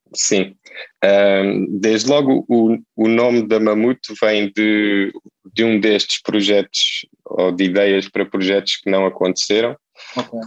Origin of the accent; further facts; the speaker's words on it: Setúbal, Portugal; moved away as an adult; now in Lisbon, Portugal; eu eu nasci em Setúbal